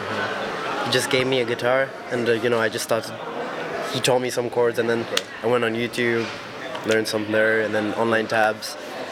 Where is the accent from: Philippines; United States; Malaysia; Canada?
Malaysia; moved away; I'm from Malaysia.